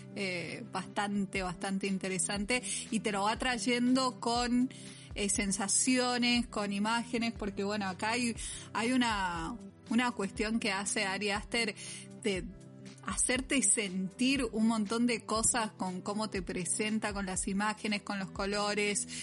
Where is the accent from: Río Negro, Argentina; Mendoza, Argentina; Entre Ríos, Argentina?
Mendoza, Argentina; somos de Mendoza y acá estamos flexibilizando la cuarentena